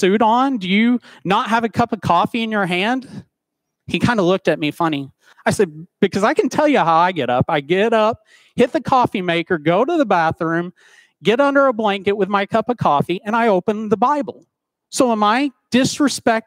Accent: Dayton, Tennessee, United States; moved away; my hometown of Dayton, Tennessee.

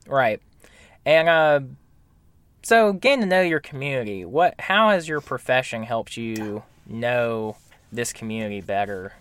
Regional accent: Camden County, Georgia, United States; moved away; I'm from Camden County originally, so deep south Georgia

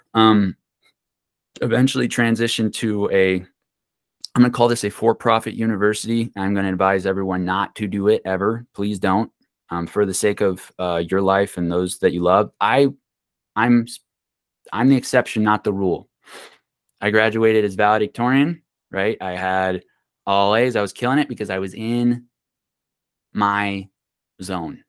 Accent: Pine, United States; we grew up in Pine, um, you have farming

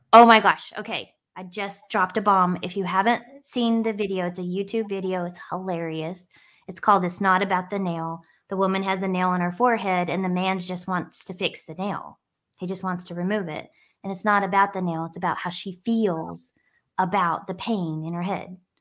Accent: Northwest New Mexico, United States; growing up in New Mexico on an Indian reservation in a really diverse area

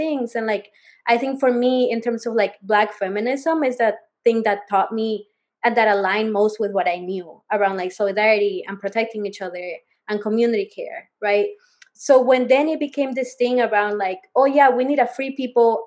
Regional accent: Peru; now in United States; growing up in Peru

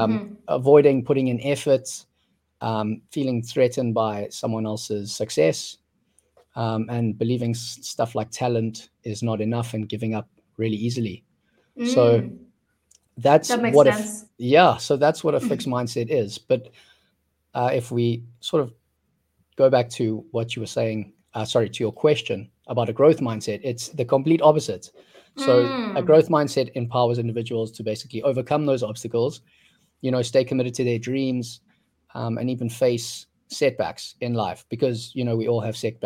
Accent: South Africa; now in Vietnam; I grew up in South Africa.

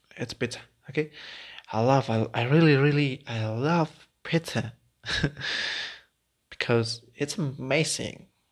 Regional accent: Mexico; English is a second language; also born or lived in Puebla; I was born in Mexico, and I'm living in the Puebla city with my friend David.

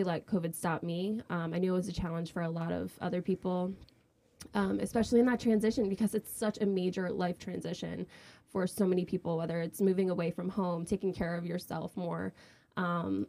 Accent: New Jersey, United States; moved away as an adult; now in Philadelphia, United States; I'm from South Jersey

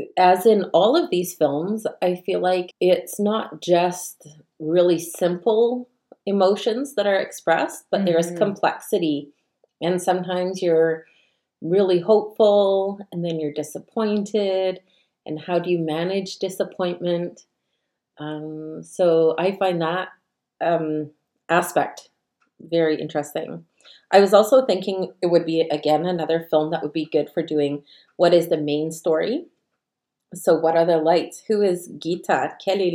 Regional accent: Canada

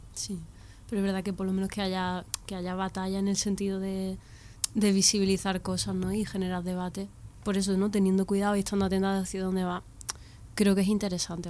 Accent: Andalusia, Spain; yo que soy andaluza y me he criado viendo estereotipos de andaluces en las series

